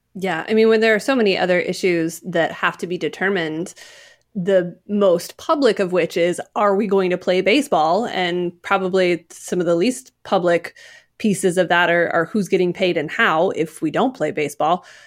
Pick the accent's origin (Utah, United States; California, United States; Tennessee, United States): Utah, United States; growing up in Utah at that time